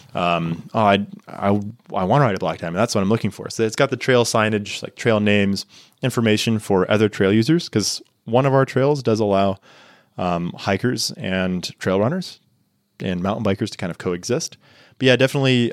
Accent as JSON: {"language": "English", "region": "Texas", "country": "United States", "tie": "born or raised there", "moved": "as an adult", "lives_now": "Niseko, Japan", "said": "growing up in Texas"}